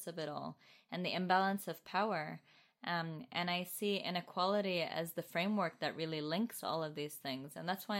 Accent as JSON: {"language": "English", "region": "Muscat", "country": "Oman", "tie": "born or raised there", "also_born_or_lived": "Toronto, Canada", "moved": "yes", "said": "I grew up in Muscat, Oman, and moved to Toronto in 2000."}